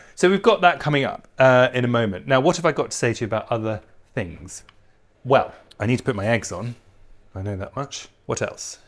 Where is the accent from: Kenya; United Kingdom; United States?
United Kingdom; England; I'm English